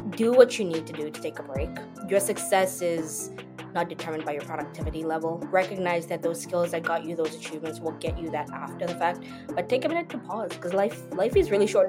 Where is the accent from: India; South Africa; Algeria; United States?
South Africa; moved away as an adult; I am originally from South Africa. Um, I was born there, grew up there.